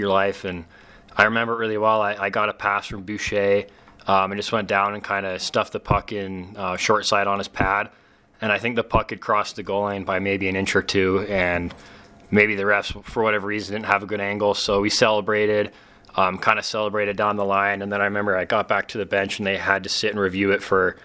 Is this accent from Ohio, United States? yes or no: no; West Valley City, Utah, United States; my hometown team